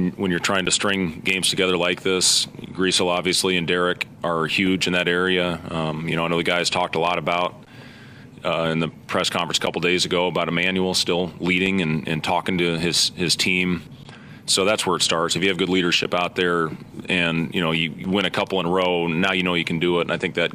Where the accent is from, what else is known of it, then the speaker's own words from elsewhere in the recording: Ames, Iowa, United States; also born or lived in Lincoln, Nebraska; in my hometown in Ames